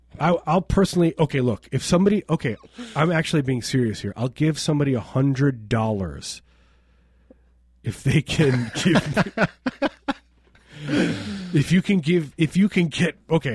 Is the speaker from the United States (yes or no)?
yes; Chicago, Illinois, United States; I'm from Chicago.